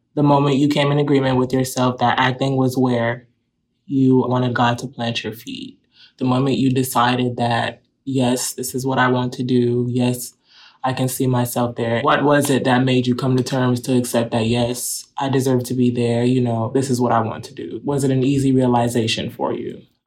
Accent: West Palm Beach, Florida, United States; I'm from West Palm Beach, Florida

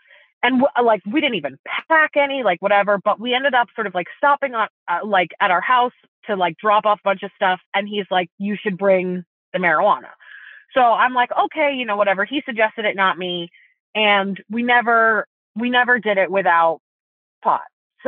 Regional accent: East Coast, United States; also born or lived in Italy; I actually grew up in Europe. But I was born in the U.S. I'm from the East Coast, and I went to summer camp on the East Coast with all the other Jews

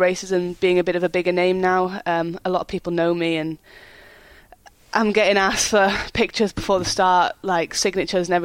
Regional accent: Wales, United Kingdom; We're Welsh

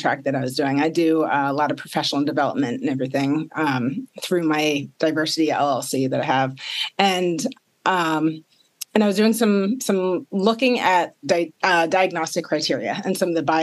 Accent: Maryland, United States; born and raised in Maryland

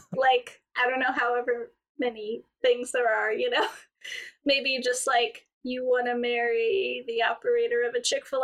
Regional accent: Georgia, United States; now in Greenville, United States; Actually, I'm from Georgia, but okay. I live in South Carolina now

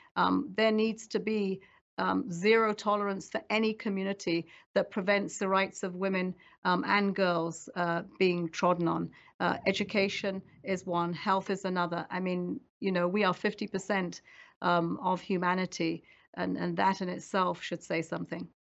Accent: around Lake Chad, Northeast Nigeria, Nigeria; moved away; I grew up there around Lake Chad

